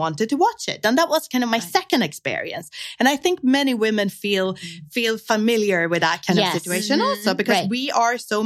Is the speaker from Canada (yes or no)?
no; Sweden; I was growing up in Sweden.